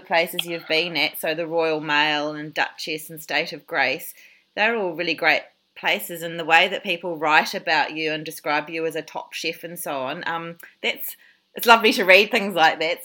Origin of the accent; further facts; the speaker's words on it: New Zealand; accent: New Zealand; I can hear your New Zealand accent, which is the same as mine